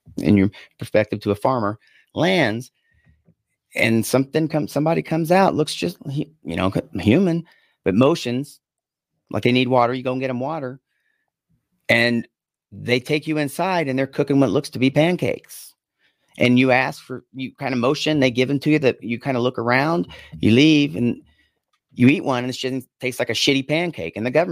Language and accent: English; Yakima, Washington, United States; I'm from Yakima